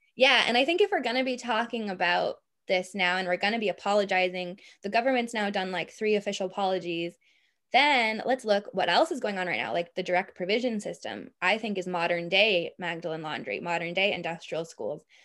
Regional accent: Boston, Massachusetts, United States; now in Ireland; I'm from Boston

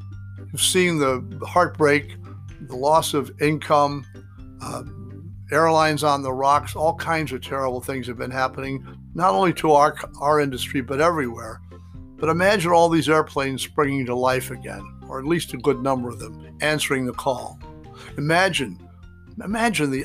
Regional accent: New York City, New York, United States; I was growing up across the way in Glendale, Queens.

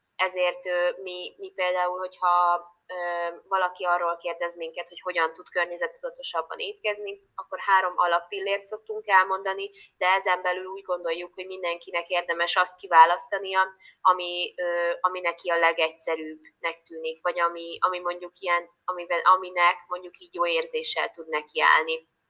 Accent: Hungary; now in Budapest, Hungary; én vidéki vagyok alapvetően

